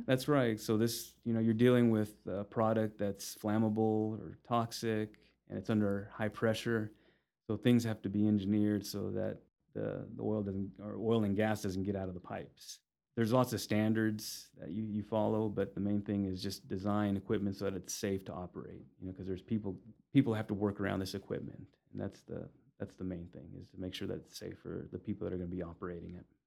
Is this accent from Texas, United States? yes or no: yes; Amarillo, Texas, United States; also born or lived in Los Angeles, California; Amarillo is home. Uh, I was born in Los Angeles, and my my parents moved us to Amarillo when I was about eight years old. So most of my memories are here, and this is this is home